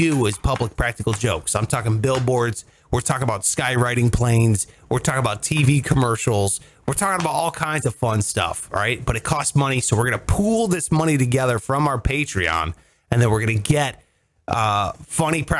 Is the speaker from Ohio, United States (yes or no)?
yes; Ohio, United States; I'm from Ohio